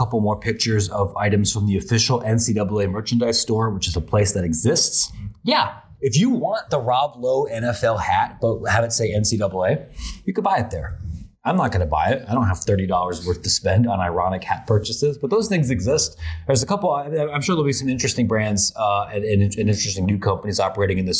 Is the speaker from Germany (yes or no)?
no; Midwest, United States; being a Midwesterner myself